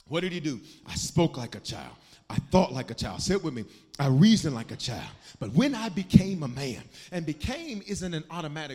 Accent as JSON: {"language": "English", "town": "Memphis", "region": "Tennessee", "country": "United States", "tie": "born or raised there", "also_born_or_lived": "Denver, Colorado", "said": "I was born in Denver but raised in Memphis"}